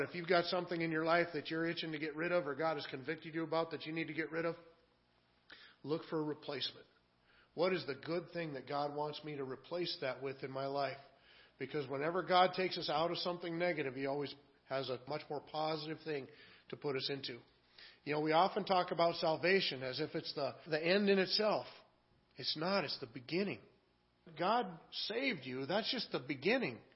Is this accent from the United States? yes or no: yes; Washington, United States; now in Minnesota, United States; I was from Washington State before we moved to Minnesota